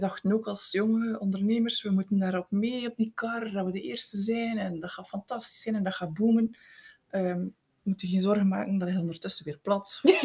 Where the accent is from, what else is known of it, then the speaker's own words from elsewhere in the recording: Eeklo, Flanders, Belgium; ik ben van het Meetjesland. Ik ben geboren en getogen in Eeklo